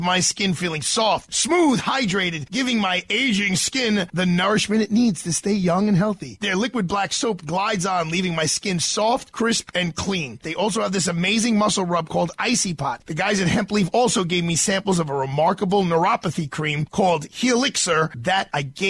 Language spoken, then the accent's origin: English; New York City, New York, United States; We are in Manhattan, but I'm from Brooklyn